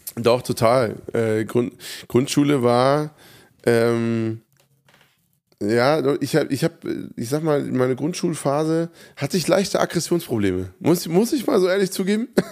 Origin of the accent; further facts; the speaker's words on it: Hofheim, Germany; in Hofheim, meiner Heimatstadt